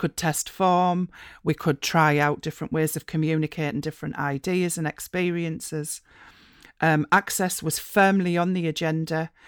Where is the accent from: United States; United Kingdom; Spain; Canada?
United Kingdom; East Durham coalfield, North East England; moved away as an adult; also born or lived in Republic of Ireland; I grew up in the East Durham coalfield